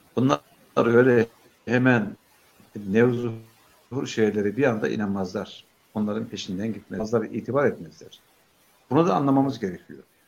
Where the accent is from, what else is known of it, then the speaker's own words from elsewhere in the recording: a village about 40 km from Beypazarı, Ankara, Turkey; moved away; Benim bulunduğum kaza çıktır e, Beypazarı'na yakın 40 kilometre mesafede